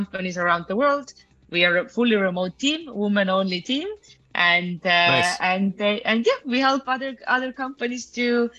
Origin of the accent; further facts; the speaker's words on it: Estonia; now in Mexico; I'm originally from Estonia. Now I live mostly in Mexico